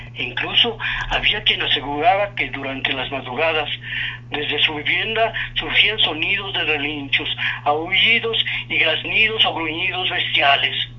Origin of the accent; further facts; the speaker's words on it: Mexico City, Mexico; yo desde mi infancia, yo nací en Tepito